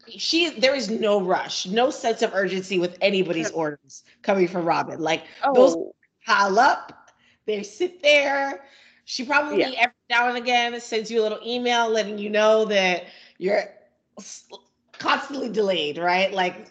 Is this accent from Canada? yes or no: no; Nigeria; now in United States; being Nigerian in the DMV area, especially being Igbo